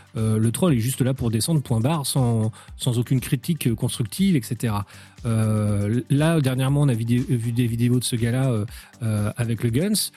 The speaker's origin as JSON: {"language": "French", "country": "France", "said": "nous sommes français"}